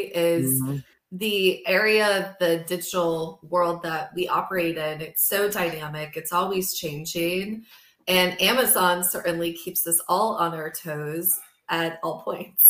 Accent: Midwest, United States; moved away as an adult; also born or lived in New York City; growing up in the Midwest

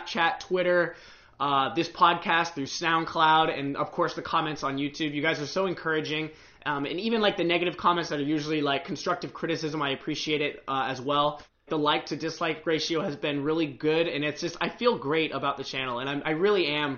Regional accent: United States; also born or lived in Osaka, Japan; I'm currently an American college student

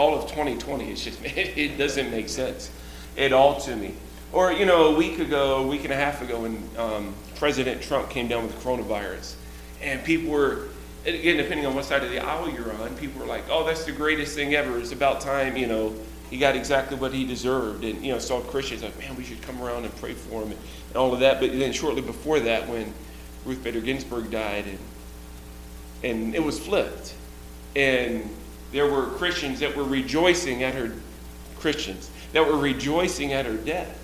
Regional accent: Georgia, United States; I was born and raised in Georgia

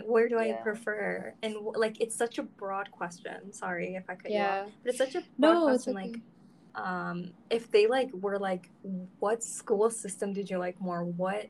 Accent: Iran; So basically, yeah, we come from Iran. Don't stalk our families.

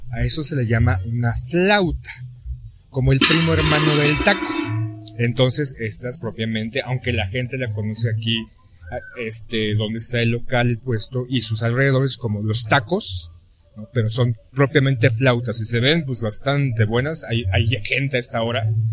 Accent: Mexico; como mexicanos, o aquí en la capital de la Ciudad de México

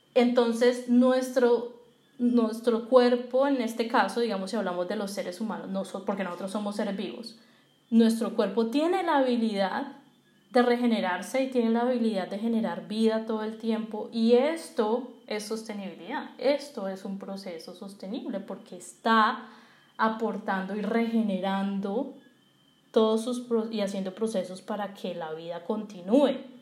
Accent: Colombia; Y nosotros como colombianos y como industria colombiana

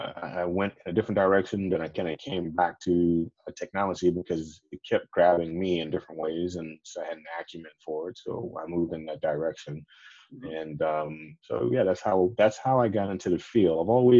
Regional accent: Jacksonville, Florida, United States; also born or lived in Tampa, Florida; I moved away from my hometown of Jacksonville, Florida, to Tampa to attend school.

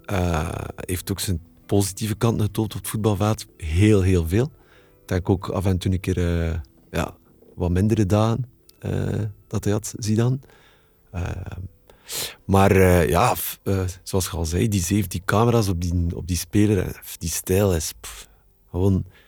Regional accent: Kortrijk, Flanders, Belgium; ik ben van Kortrijk

